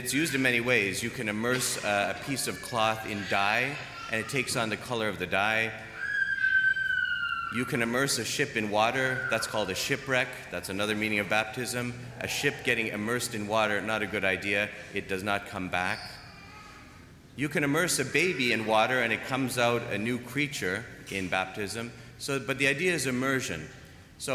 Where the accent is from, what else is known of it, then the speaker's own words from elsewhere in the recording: Toronto, Ontario, Canada; moved away; also born or lived in Germany; I'm from Toronto. We have snow.